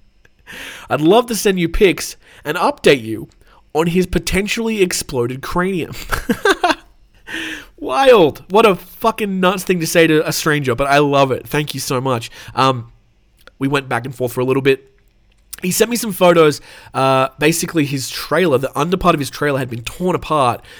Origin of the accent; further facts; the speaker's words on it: Australia; I'm obviously from Australia